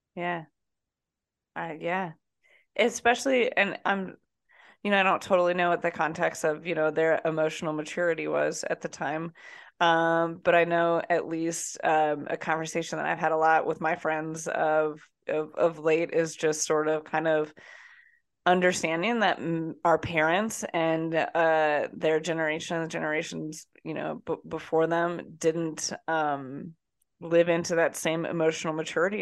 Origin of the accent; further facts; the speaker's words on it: Iowa, United States; moved away; also born or lived in New Jersey; from Iowa